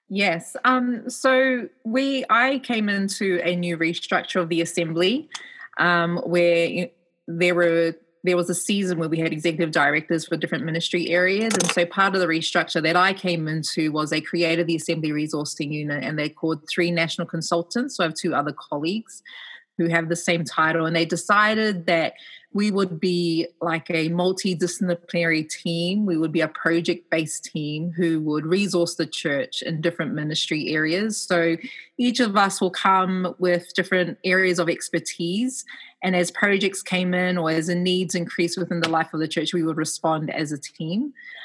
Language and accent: English; New Zealand; accent: New Zealand; also born or lived in Manly, Australia; now in Australia; So I was born in Manly. So I am truly a Manly girl. Like Manly's my home, even though I don't live on the northern beaches right now. But from the age of 5, I grew up in New Zealand.